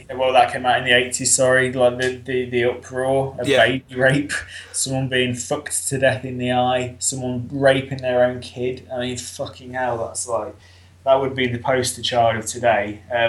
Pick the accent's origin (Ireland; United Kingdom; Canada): United Kingdom; Leicester, East Midlands; I'm from Leicester, which is almost bang in the middle of the UK.